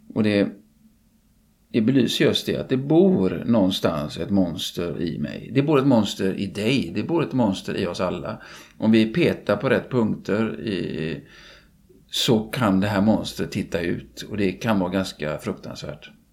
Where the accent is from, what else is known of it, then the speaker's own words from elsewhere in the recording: Gothenburg, Västra Götaland, Sweden; jag är göteborgare och kan mest om min hemstad naturligtvis